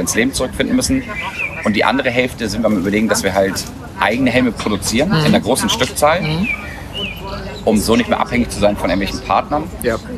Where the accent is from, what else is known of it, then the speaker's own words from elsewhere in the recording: Hamburg, Germany; wir sind auf dem Land aufgewachsen. Mhm. Also Randgebiet, Ohlstedt, Dudenstedt, das ist eine ganz schöne Ecke außerhalb von Hamburg